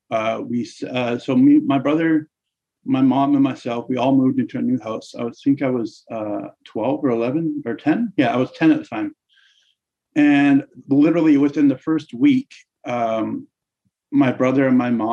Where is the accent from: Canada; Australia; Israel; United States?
Canada; Surrey, British Columbia; I was born and raised in Surrey, British Columbia